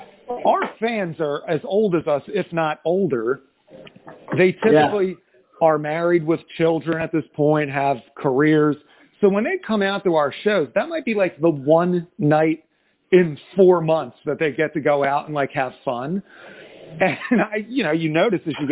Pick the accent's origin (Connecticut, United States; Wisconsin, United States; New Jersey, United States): New Jersey, United States; I am from South Jersey, so we sit right in between Philadelphia and Atlantic City